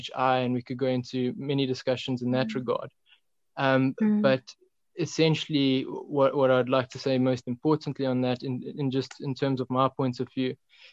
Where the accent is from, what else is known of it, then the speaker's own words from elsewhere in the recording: South Africa; now in Tzaneen, South Africa; as a South African population